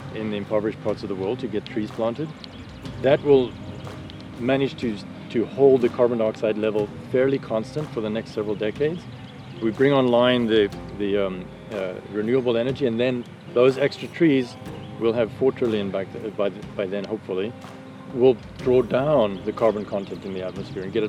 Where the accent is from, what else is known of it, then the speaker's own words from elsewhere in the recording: South Africa; moved away; that's where I grew up in South Africa